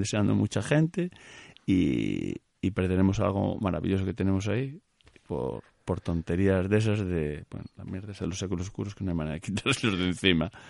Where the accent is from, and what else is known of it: Galicia, Spain